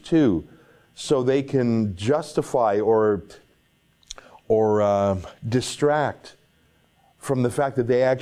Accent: Canada; I'm a nobody from Canada.

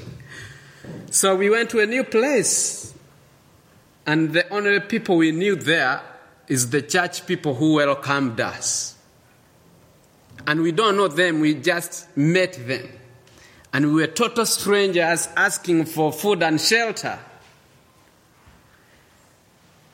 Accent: Eldoret, Uasin Gishu County, Kenya; moved away; also born or lived in Uganda; I was born in a place called Eldoret, dominated by a tribe called Kalenjin.

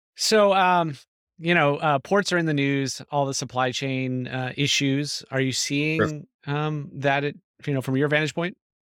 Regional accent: California, United States; I grew up in California. I started mm-hmm. doing economic development in California

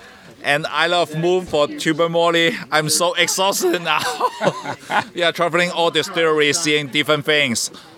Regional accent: Hong Kong; I'm from Hong Kong.

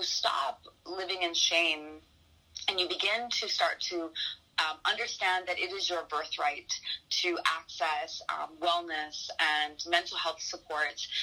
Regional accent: Toronto, Ontario, Canada; growing up in Toronto

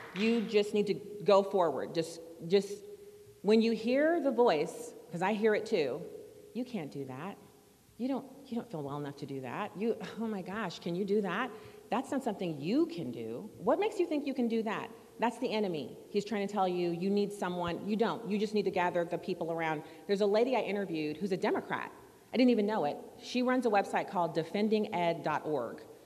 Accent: St. Louis County, Missouri, United States; We're from St. Louis County

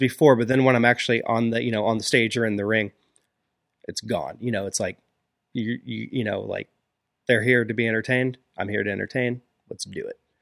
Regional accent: Springfield, Illinois, United States; moved away as an adult; now in Pittsburgh, United States; I'm originally from Springfield, Illinois.

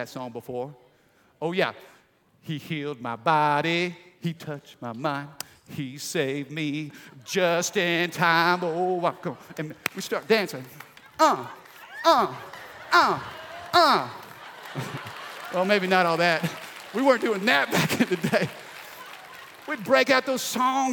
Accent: Midwest, United States; I grew up in the Midwest in a small little country town

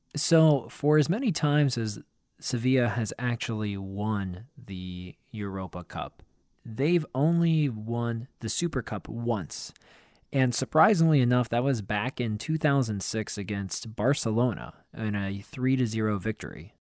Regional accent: Pennsylvania, United States; moved away; my home state of Pennsylvania

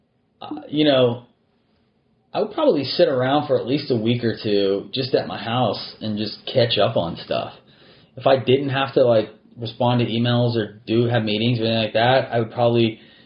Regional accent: Texas, United States; I'm a native Texan. I was born in Texas. I've spent most of my life here.

